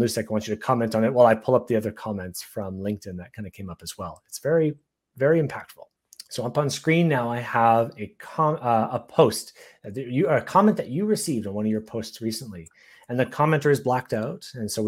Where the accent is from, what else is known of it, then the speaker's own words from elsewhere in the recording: Canada; I'm Canadian